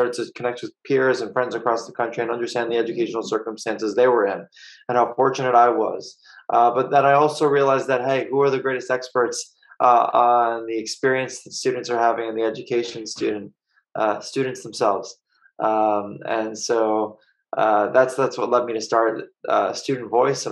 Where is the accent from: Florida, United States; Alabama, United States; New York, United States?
New York, United States; Long Island; I grew up on Long Island in New York.